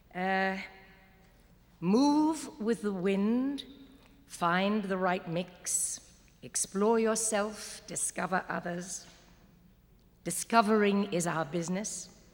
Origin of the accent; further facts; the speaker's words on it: Walton-on-Thames, South East England, United Kingdom; I was born in Walton on Thames, Surrey, England